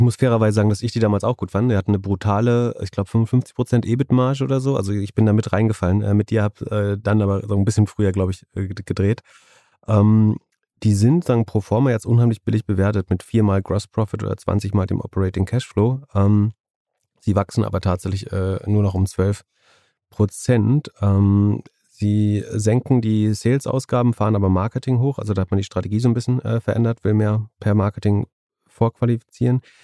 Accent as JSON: {"language": "German", "town": "Greifswald", "region": "Mecklenburg-Vorpommern", "country": "Germany", "tie": "born or raised there", "said": "das ist ein Unternehmen äh, aus meiner Heimat, aus Greifswald"}